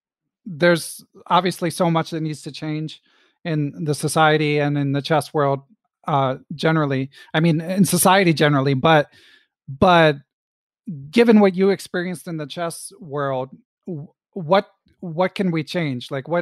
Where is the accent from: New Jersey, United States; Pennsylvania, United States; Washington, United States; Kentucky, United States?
Pennsylvania, United States; Philadelphia; moved away; also born or lived in New York; I grew up in Center City, Philadelphia, like middle class white upbringing.